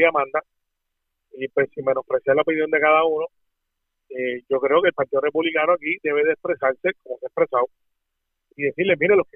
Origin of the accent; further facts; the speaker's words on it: Puerto Rico; los puertorriqueños somos ciudadanos americanos.